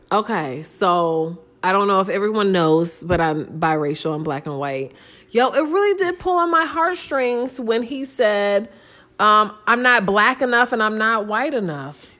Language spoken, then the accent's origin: English; Ohio, United States; I was raised in Ohio.